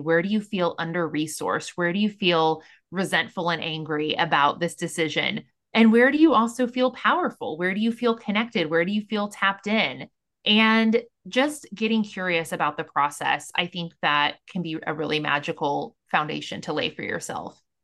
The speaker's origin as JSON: {"language": "English", "region": "Missouri", "country": "United States", "said": "I'm from Missouri"}